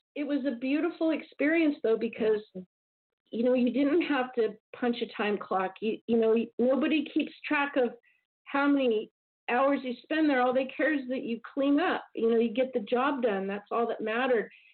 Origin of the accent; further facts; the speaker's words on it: Southern California, United States; I grew up in Southern California